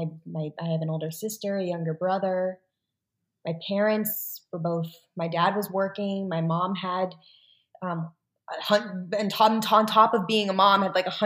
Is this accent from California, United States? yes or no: no; Memphis, Tennessee, United States; born or raised there; moved away